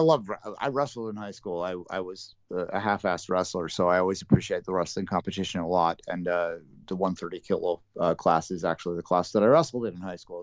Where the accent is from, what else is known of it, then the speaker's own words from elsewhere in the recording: Canada; we're Canadian and we're not American.